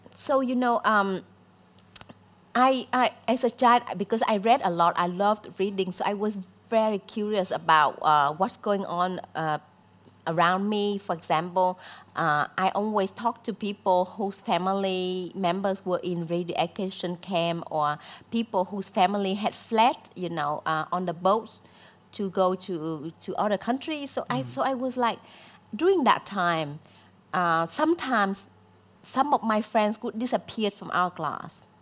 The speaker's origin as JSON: {"language": "English", "region": "Southern Vietnam", "country": "Vietnam", "tie": "born or raised there", "also_born_or_lived": "near Hanoi, northern Vietnam / Australia", "second_language": "English", "moved": "as an adult"}